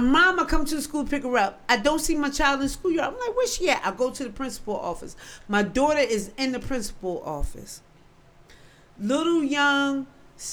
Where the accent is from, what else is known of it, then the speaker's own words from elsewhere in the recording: Philadelphia, Pennsylvania, United States; I'm from North Philly.